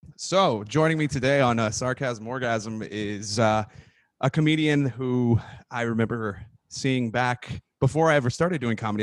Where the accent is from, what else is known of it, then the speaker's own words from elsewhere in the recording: San Antonio, Texas, United States; moved away as an adult; where I grew up in my hometown in San Antonio